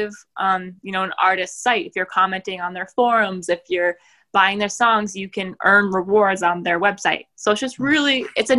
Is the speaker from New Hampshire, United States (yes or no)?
yes; New Hampshire, United States; I'm from New Hampshire